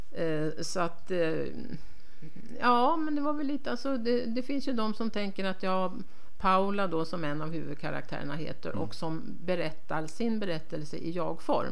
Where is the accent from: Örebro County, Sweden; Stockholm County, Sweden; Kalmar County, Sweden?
Stockholm County, Sweden; Stockholm; moved away as an adult; now in Härnösand, Sweden; Jag är uppvuxen i Stockholm men flyttade upp dit för att, att plugga